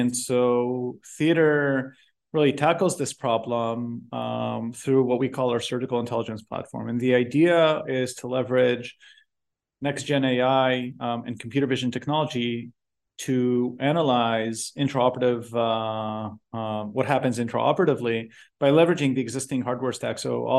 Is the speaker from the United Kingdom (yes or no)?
no; Israel; I was born and raised in Israel. Did my MD PhD there.